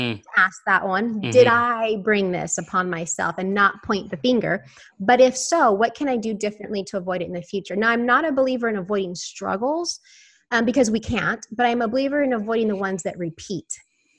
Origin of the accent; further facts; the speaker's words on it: Houston, Texas, United States; I'm from Houston, Texas